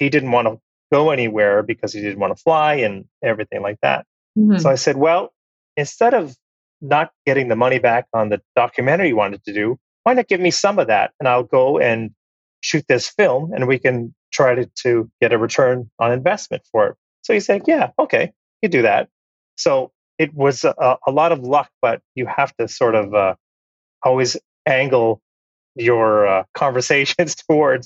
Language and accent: English; Canada; I'm Canadian. Canada is my home and native land.